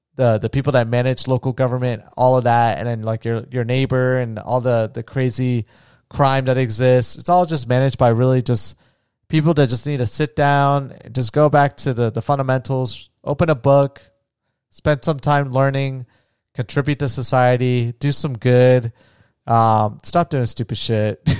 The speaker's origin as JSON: {"language": "English", "region": "Florida", "country": "United States", "tie": "born or raised there", "moved": "yes", "lives_now": "Las Vegas, United States", "said": "from my home state of Florida"}